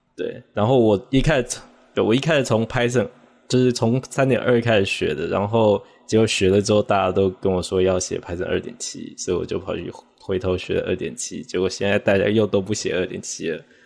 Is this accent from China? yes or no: no; Taiwan; 我是来自台湾的，我现在是在，呃，参与 P I P 的一个外包工作，就是为他们开发一个新的依赖解析器